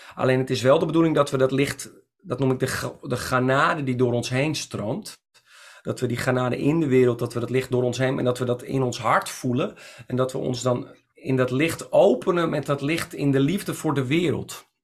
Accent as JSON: {"language": "Dutch", "country": "Netherlands", "said": "ik ben ook een Nederlander"}